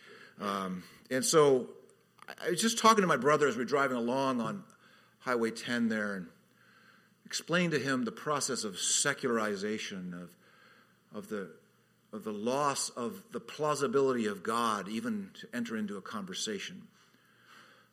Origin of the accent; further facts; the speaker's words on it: Redlands, California, United States; now in Hawaii, United States; my hometown, Redlands, which is part of this thing called the Inland Empire